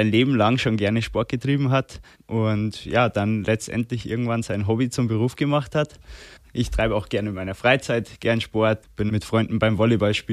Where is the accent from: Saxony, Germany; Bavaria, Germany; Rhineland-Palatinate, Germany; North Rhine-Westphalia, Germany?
Bavaria, Germany; Erding; also born or lived in Landshut; Also daheim bin ich auf jeden Fall in Erding oder im Landkreis Erding. Ich bin äh, zwar geboren in Landshut, bin jetzt aber da nicht aufgewachsen